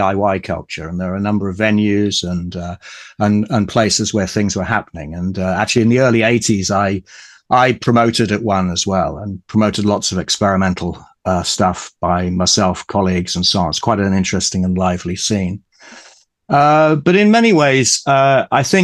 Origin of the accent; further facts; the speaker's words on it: Ipswich, East of England, United Kingdom; I was brought up in Ipswich in Suffolk